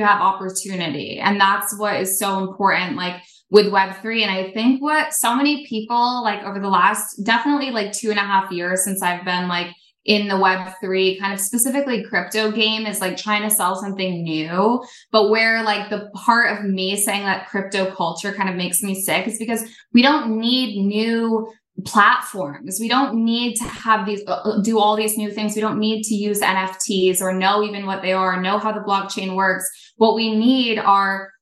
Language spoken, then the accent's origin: English; Burlington, Vermont, United States; I grew up in Vermont